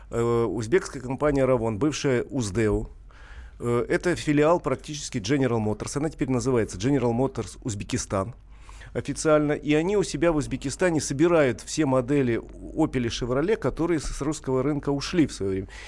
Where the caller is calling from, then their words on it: Novosibirsk, Novosibirsk Oblast, Russia; А, добрый день. Ну, у нас уже, я это из Новосибирска